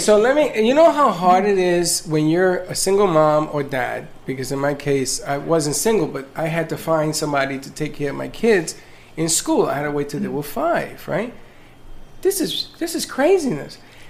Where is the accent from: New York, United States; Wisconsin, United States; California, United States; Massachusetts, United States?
New York, United States; New York City; now in Florida, United States; I'm from the Bronx. I am a product of public school and very proud of it.